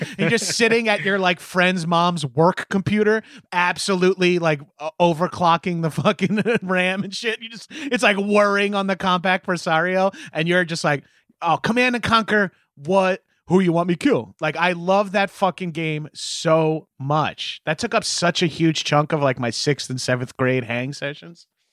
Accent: Long Island, New York, United States; I'm from Long Island, very mall culture, uh, heavy

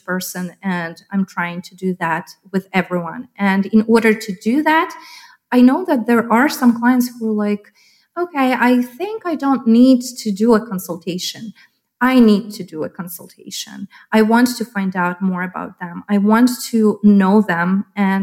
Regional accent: Lviv, Lviv Oblast, Ukraine; moved away as an adult; now in Chicago, United States; when I was born in Soviet Union

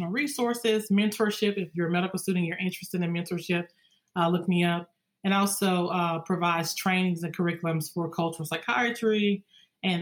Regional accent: Louisiana, United States; I was born and raised in Louisiana

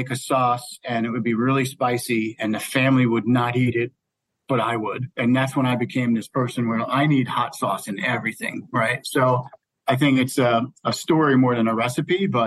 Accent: New Jersey, United States; moved away; I grew up in New Jersey

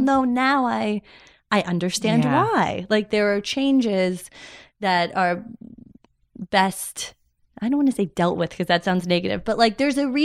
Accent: Los Angeles, California, United States; also born or lived in Illinois; I grew up in L.A. I grew up in the Valley

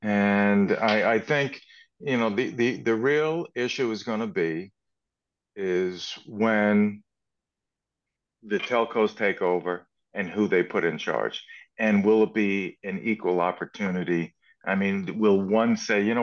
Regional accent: Canada; we're more Canadian here

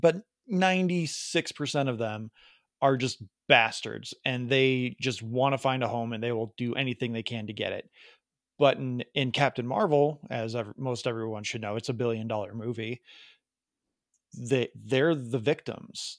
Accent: Chicago, Illinois, United States; accent: Midwest Chicago; my, my Chicago, Midwest Chicago accent

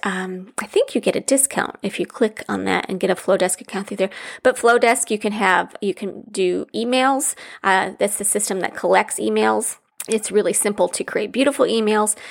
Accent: Midwest, United States; growing up in the Midwest

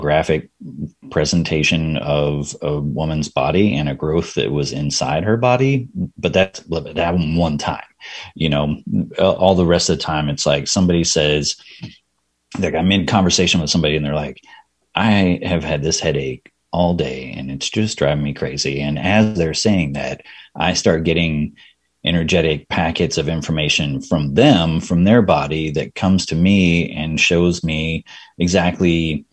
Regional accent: Texas, United States; moved away as an adult; also born or lived in Bay Area, California; now in Austin, United States; I was born and raised in Texas, but like before I moved to Austin, I was in the Bay Area in California for 11 years.

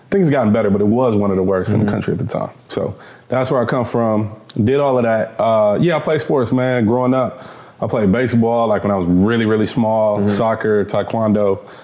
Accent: Los Angeles, California, United States; I was born in Los Angeles, California. L.A.? So, yeah, right outside of L.A., actually, in Northridge. Northridge, okay. And I was raised there.

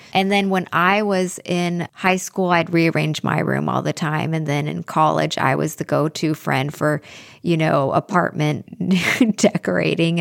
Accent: Pacific Northwest, United States; I'm from the Pacific Northwest, which has a very big Scandinavian community

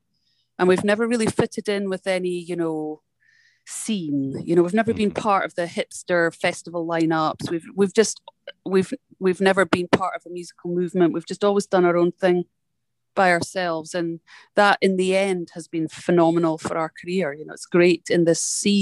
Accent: Scotland, United Kingdom; now in United States; I'm a Scottish person living in America.

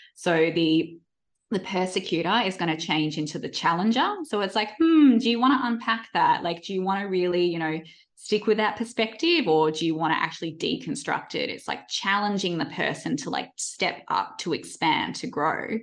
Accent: Perth, Western Australia, Australia; now in Melbourne, Australia; I grew up in Perth and I moved to Melbourne

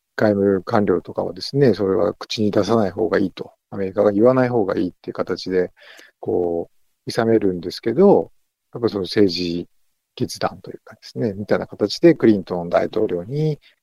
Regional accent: Yamanashi, Japan; born or raised there; now in Naha, Japan

